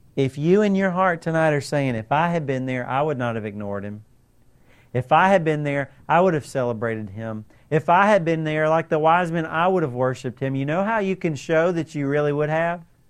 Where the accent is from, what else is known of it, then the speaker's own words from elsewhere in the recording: United States; we are so American